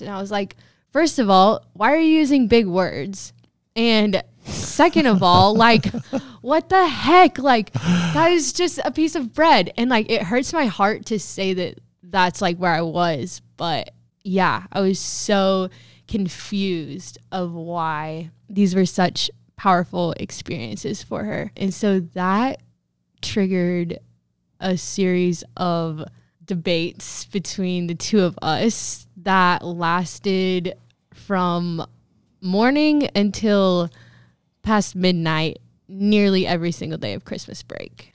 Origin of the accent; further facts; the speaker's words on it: Protection, Kansas, United States; I grew up in Protection, Kansas, which is an itty bitty, teeny tiny town in Southwest Kansas.